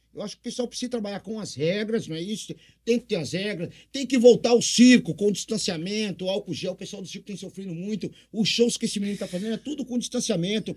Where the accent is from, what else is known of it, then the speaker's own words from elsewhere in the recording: Cambé, Paraná, Brazil; now in Presidente Prudente, Brazil; nasci em Cambé, Paraná, pé vermelho, e vim aqui pra essa cidade que me adotou